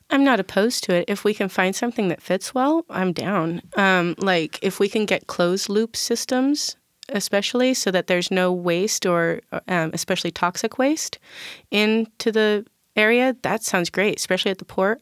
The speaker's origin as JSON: {"language": "English", "town": "Tacoma", "region": "Washington", "country": "United States", "tie": "born or raised there", "said": "I grew up in South and East Side in South Tacoma"}